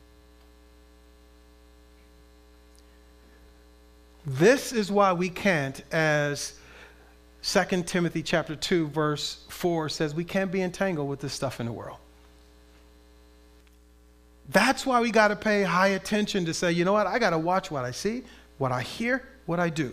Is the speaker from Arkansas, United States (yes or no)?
no; Compton, California, United States; as a kid, I grew up in Southern California, in Compton